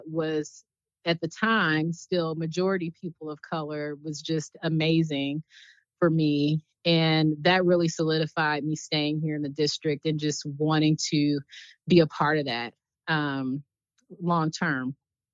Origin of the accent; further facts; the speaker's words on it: Flower Mound, Texas, United States; moved away as an adult; also born or lived in Washington, D.C.; I'm originally from Dallas, Texas, a little suburb outside of Dallas called Flower Mound